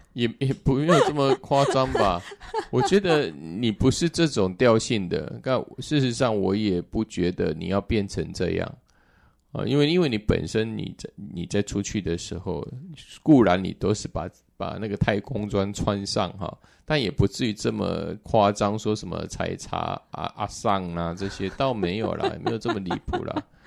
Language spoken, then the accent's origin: Chinese; southern Taiwan, Taiwan; now in Taipei, Taiwan; 我是南部的小孩，本来刚开始我来台北